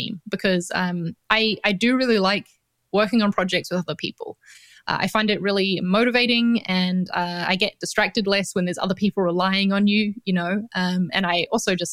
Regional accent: New Zealand; accent: New Zealand; moved away as an adult; also born or lived in London; now in Valencia, Spain; I'm from New Zealand. So that's the accent that you're hearing in case anyone's wondering

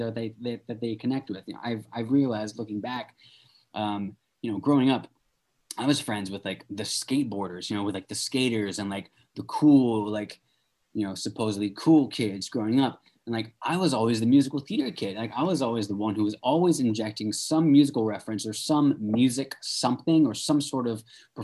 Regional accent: Wichita, Kansas, United States; also born or lived in England; I was born in England, mm-hmm. and then we moved to Kansas, to Wichita, Kansas.

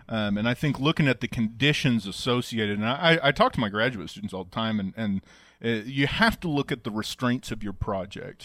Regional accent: Oklahoma, United States; growing up in Oklahoma

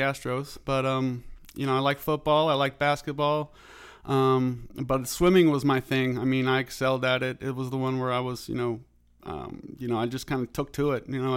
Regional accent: Houston, Texas, United States; also born or lived in Corpus Christi, Texas / Louisiana; Moved to Kingwood, Houston area when I was about 8 years old

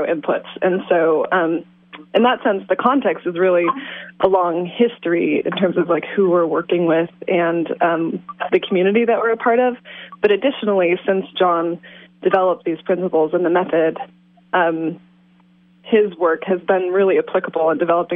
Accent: Iowa, United States; also born or lived in Washington State; now in Willits, United States; I grew up in Iowa and then farmed in Washington State

